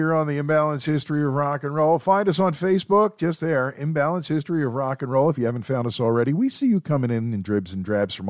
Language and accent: English; Philadelphia, Pennsylvania, United States; We've got thick skin. We're from Philly, yo.